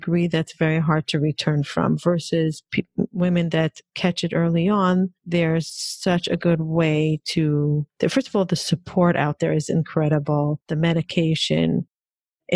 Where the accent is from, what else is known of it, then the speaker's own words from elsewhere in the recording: Israel; moved away; also born or lived in Hong Kong; I grew up in Israel